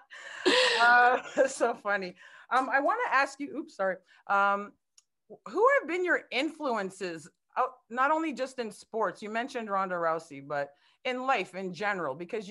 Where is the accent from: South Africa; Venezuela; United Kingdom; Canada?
Canada; I'm from Canada